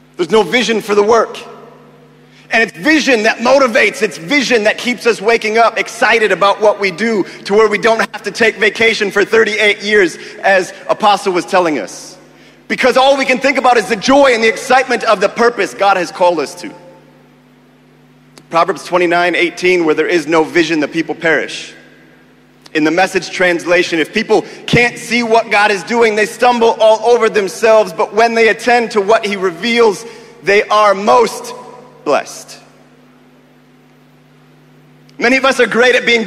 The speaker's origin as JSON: {"language": "English", "country": "United States", "tie": "born or raised there", "moved": "as an adult", "lives_now": "Kenya", "said": "I am American by birth, but I claim my Kenyan identity"}